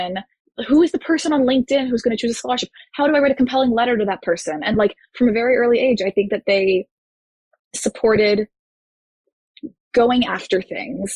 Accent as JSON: {"language": "English", "town": "Houston", "region": "Texas", "country": "United States", "tie": "born or raised there", "also_born_or_lived": "Florida", "moved": "as an adult", "said": "I grew up in Houston, Texas"}